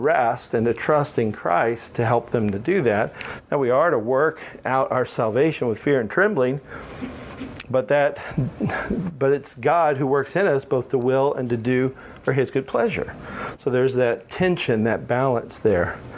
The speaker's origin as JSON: {"language": "English", "region": "Alabama", "country": "United States", "said": "I am from Alabama. No offense, Maggie, but you know. Um, we talk funny down there. I'm not down there now, so I don't have an accent, but if I'm down there, it comes back."}